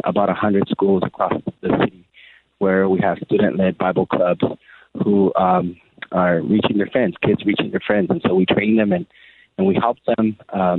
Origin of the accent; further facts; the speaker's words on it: National City, California, United States; growing up in Paradise Hills area, National City area